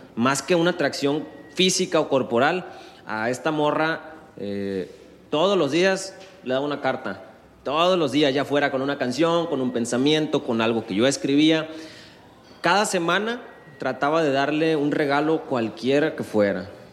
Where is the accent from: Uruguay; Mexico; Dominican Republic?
Mexico; Guasave, Sinaloa; moved away as an adult; now in Culiacán, Mexico; Yo en Guasave es donde tengo, donde hice mi vida, donde crecí. Estuve 20 años ahí.